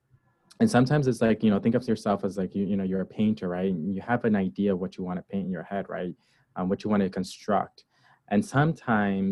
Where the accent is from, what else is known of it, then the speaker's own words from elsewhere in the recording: Hartford, Connecticut, United States; also born or lived in Barranquitas, Puerto Rico / New Britain, Connecticut; I grew up in between Hartford, Connecticut and New Britain, Connecticut.